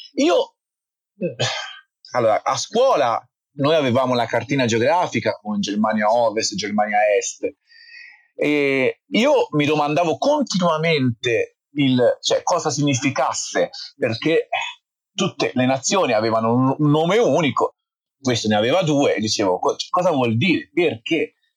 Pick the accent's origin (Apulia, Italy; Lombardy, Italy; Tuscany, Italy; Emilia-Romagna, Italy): Tuscany, Italy; Forte dei Marmi; sono nato e cresciuto in Toscana a Forte dei Marmi